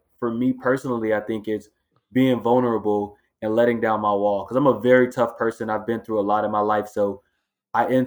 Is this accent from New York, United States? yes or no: no; Miami, Florida, United States; moved away as an adult; also born or lived in Los Angeles, California; now in Boston, United States; growing up in Miami, Florida